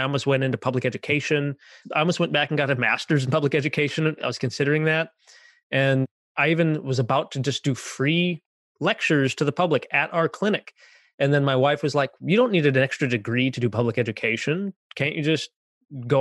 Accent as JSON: {"language": "English", "region": "Minnesota", "country": "United States", "tie": "born or raised there", "also_born_or_lived": "San Antonio, Texas", "said": "I grew up here in Minnesota, where I was born and raised here"}